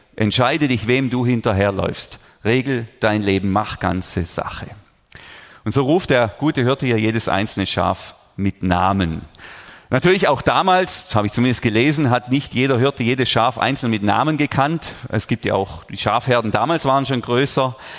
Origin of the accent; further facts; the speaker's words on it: Überlingen, Baden-Württemberg, Germany; Ich bin hier aufgewachsen in der Region